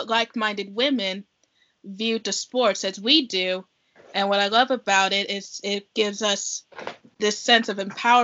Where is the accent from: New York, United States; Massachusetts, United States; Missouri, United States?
Missouri, United States; Kansas City; here in my hometown in Kansas City